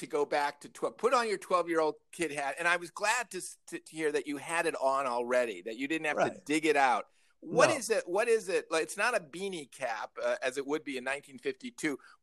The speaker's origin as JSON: {"language": "English", "region": "Northern Illinois", "country": "United States", "tie": "born or raised there", "said": "I grew up in Northern Illinois"}